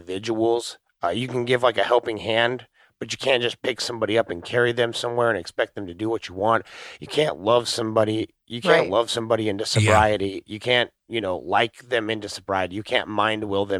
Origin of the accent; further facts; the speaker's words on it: Anchorage, Alaska, United States; moved away; growing up in Anchorage, Alaska